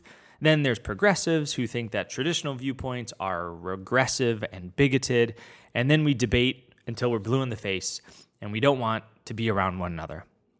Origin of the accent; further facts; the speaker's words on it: Chicago, Illinois, United States; now in Rhode Island, United States; I'm a Chicagoan turned Rhode Islander.